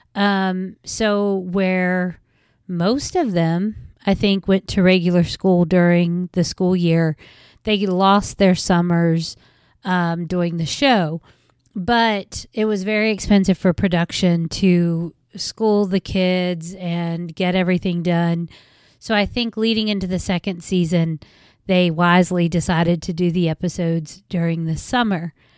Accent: West Virginia, United States; accent: West Virginia; I'm from West Virginia, as you will probably be able to tell by the accent somewhere along the line

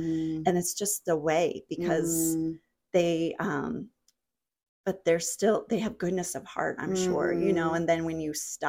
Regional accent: New Hampshire, United States; moved away as an adult; also born or lived in New Jersey; now in Jacksonville, United States; when I lived in New Jersey, because I'm from New Hampshire originally. So I grew up where you go in a store and it was a smaller town.

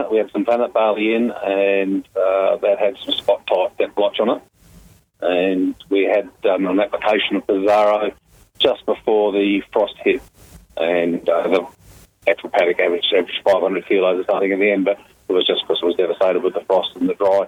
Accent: Salmon Gums, Western Australia, Australia; also born or lived in Perth; now in Grass Patch, Australia; First 8 years I grew up in Salmon Gums

